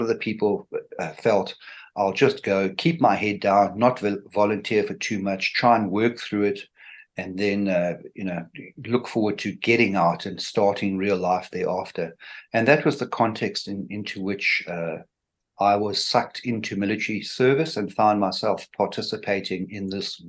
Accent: Cape Town, Western Cape, South Africa; Yes, I was brought up in Cape Town, raised here, went to an English school and matriculated in 1980.

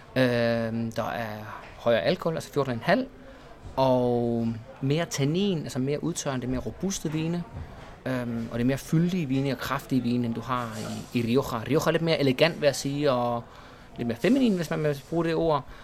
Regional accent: Esbjerg, Southern Denmark, Denmark; moved away as an adult; also born or lived in Spain; now in Malaga, Spain; Jeg er født i Esbjerg

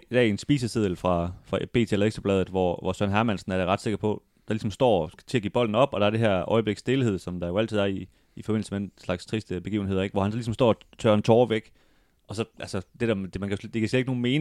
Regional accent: Denmark; Hvor, hvor vi som danskere måske også følte

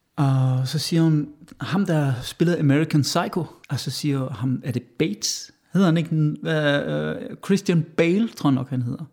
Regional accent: Westerwald, Rhineland-Palatinate, Germany; Danish is a second language; moved away as an adult; also born or lived in Hesse / Essen / England; now in Denmark; Jeg blev født i Hassen, men opvokset i Vestervald.

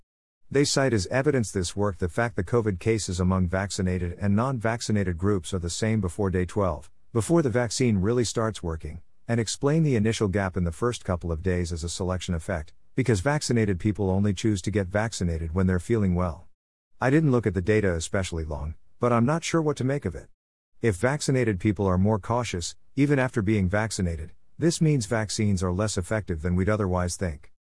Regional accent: Australia; now in United States; AstraZeneca isn't on offer in the Bay, and was recently abandoned in my home country of Australia too

